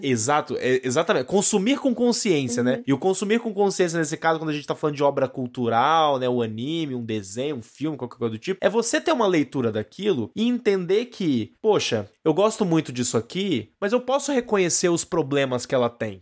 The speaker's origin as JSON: {"language": "Portuguese", "country": "Brazil", "said": "Nós estamos absorvendo todos esses produtos como brasileiros e como adultos."}